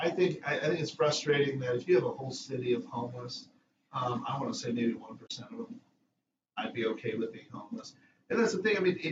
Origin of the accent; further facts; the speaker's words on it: Monrovia, California, United States; moved away; I grew up in the 90s in L.A.